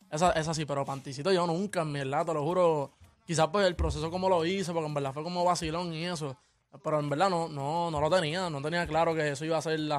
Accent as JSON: {"language": "Spanish", "town": "Caguas", "country": "Puerto Rico", "said": "Tengo 18 años, soy de Cagua, soy de PR."}